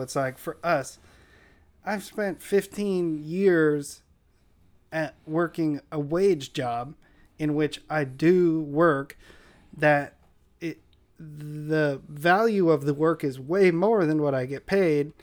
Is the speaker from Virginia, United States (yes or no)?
no; San Diego, California, United States; where I grew up in Linda Vista.